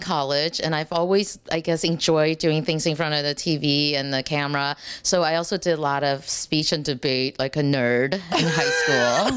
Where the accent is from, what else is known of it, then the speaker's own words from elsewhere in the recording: Texas, United States; I'm from Texas